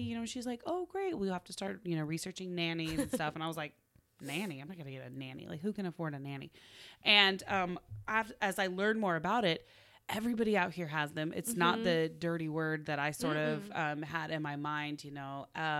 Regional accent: Oklahoma, United States; moved away as an adult; I'm from Oklahoma.

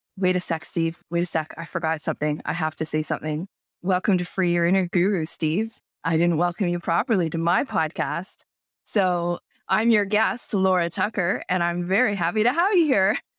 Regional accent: Toronto, Ontario, Canada; moved away as an adult; now in Kelowna, Canada; I moved from Toronto where I was born and raised and lived, like, the first thirty-seven or thirty-eight years of my life

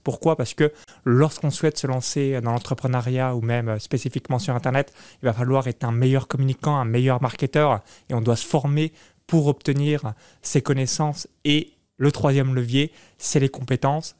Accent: near Chalon-sur-Saône, Bourgogne-Franche-Comté, France; moved away as an adult; now in Tallinn, Estonia; j'ai grandi de 0 à 19 ans dans une ferme agricole à 20 km de Chalon-sur-Saône

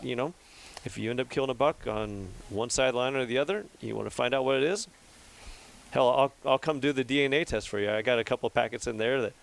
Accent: Central Valley, California, United States; I was born and raised in the Central Valley

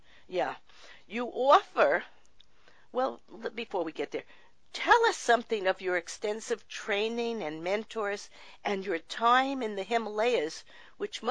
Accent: New York, United States; I grew up in New York

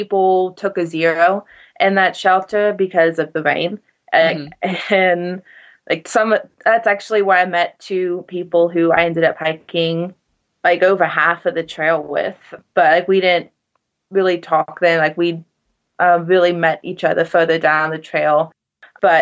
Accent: South Carolina, United States; I'm from South Carolina.

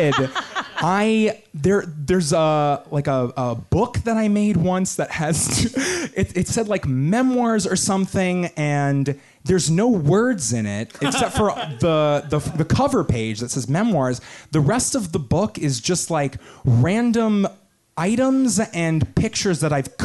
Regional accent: Long Island, New York, United States; I'm from Long Island.

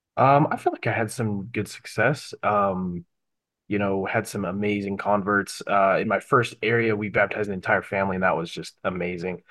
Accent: Bountiful, Utah, United States; I grew up in Bountiful

